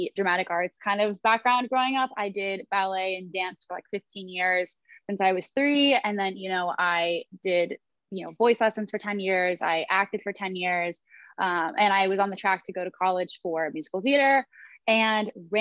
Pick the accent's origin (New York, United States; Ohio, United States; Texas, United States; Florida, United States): Ohio, United States; Columbus; now in Los Angeles, United States; I'm from Columbus, Ohio originally